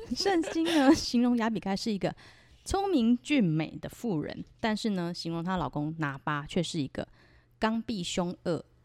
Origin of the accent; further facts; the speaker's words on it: Taiwan; 我是来自台湾的V剑客